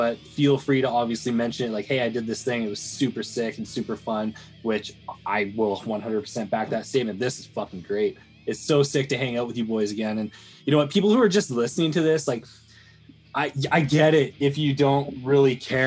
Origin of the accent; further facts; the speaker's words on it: Canada; We're Canadian